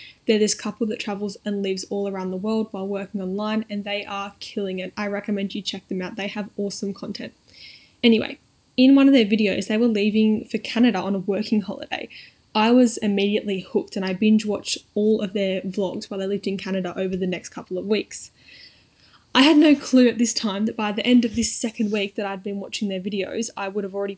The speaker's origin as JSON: {"language": "English", "town": "Sydney", "region": "New South Wales", "country": "Australia", "said": "I'm from Sydney, which is quite a small city"}